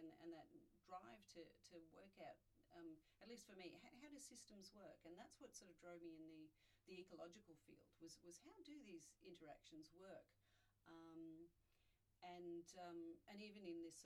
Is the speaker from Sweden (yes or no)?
no; Melbourne, Victoria, Australia; also born or lived in United States / Canberra / Sydney; now in Hobart, Australia; But arrived when I was 11, so I've gone native, as they say. But mostly sort of Melbourne